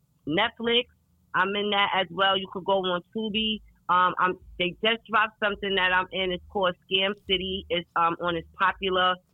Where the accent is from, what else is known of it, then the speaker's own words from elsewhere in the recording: New York City, New York, United States; I'm from New York City. I've been walking my whole life